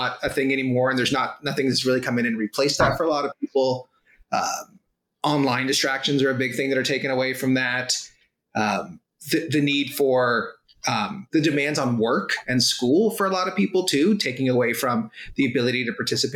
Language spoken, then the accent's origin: English; South Florida, United States; moved away as an adult; also born or lived in Dublin, Ireland / Waterloo Region, Canada; now in Kitchener, Canada; I was born in Dublin, Ireland. Long time ago, and my family emigrated to the States, to Florida. And so from kindergarten through university and for a few years after that, I lived in South Florida